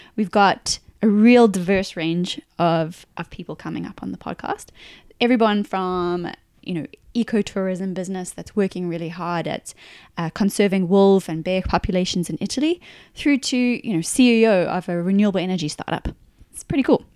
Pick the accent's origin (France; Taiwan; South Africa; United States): South Africa; moved away as an adult; also born or lived in New Zealand / United Kingdom; now in Australia; We're originally from South Africa, but we now call Australia home.